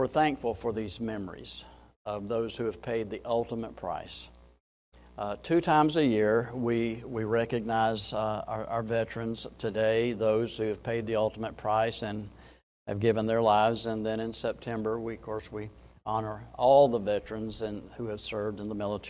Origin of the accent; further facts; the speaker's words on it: Jacksonville, Florida, United States; when I was growing up in Jacksonville